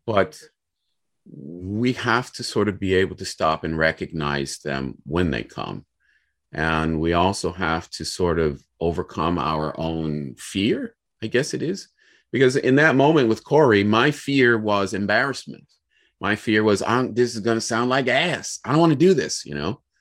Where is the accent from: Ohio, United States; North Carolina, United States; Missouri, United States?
Ohio, United States; Cleveland; I'm from Cleveland, Ohio